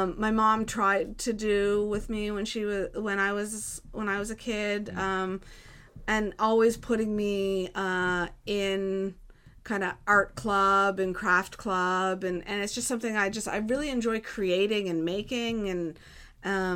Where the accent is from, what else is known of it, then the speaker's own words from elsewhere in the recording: East Coast Canada, Atlantic Canada, Canada; accent: East Coast; moved away as an adult; also born or lived in China / South Korea; East Coast, what I bring with me, I guess, is my accent.